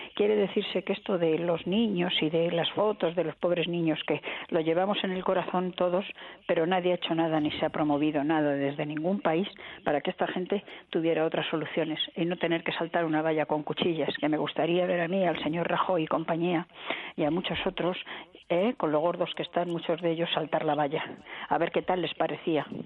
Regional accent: Madrid, Community of Madrid, Spain; yo soy de Madrid

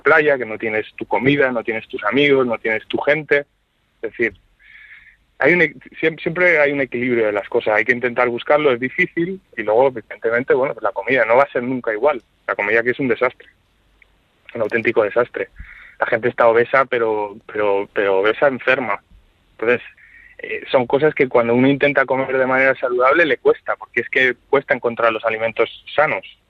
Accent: Spain; moved away as an adult; also born or lived in New York, United States / Sweden / Denmark / Luxembourg; now in New Haven, United States; nuestro país

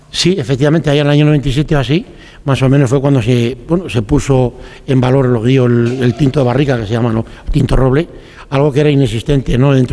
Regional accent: Galicia, Spain; Yo se me acuerdo cuando era pequeña en mi tierra, volví a Galicia y, y hablábamos siempre de clarete.

